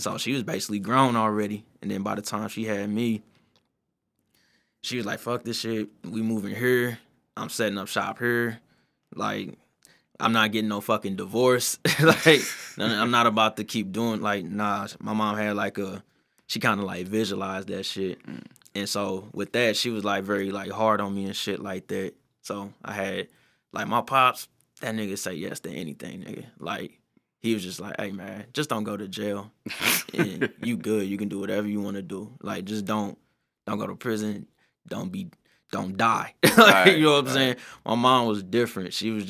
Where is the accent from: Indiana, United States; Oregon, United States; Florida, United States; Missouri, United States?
Missouri, United States; University City; Man, from U City, USA. Like, I grew up on Partridge and Canton.